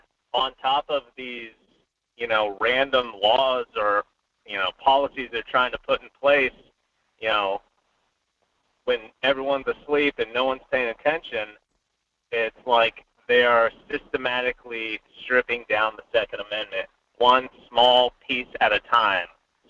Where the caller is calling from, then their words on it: Fairbanks, Alaska, United States; Hey there. Good morning. This is … from Fairbanks.